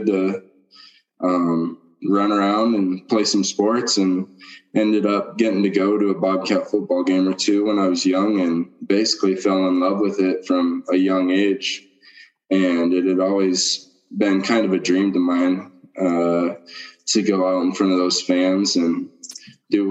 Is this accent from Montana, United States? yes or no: yes; Montana, United States; I'm from Millstone, Montana. I grew up on a ranch and run Black Angus cows and born and raised there